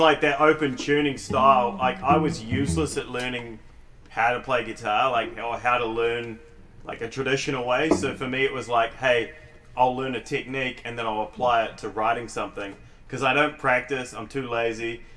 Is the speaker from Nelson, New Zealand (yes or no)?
no; Christchurch, Canterbury, New Zealand; I'm from Christchurch, New Zealand